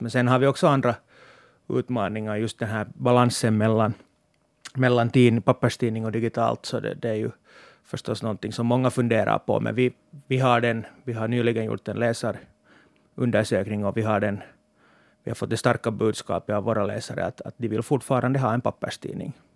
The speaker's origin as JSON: {"language": "Swedish", "area": "Sarvsalö", "region": "Uusimaa", "country": "Finland", "tie": "born or raised there", "moved": "as an adult", "lives_now": "Helsinki, Finland", "said": "jag är hemma från Sarpsölö och, och driver också ett familjejordbruk där"}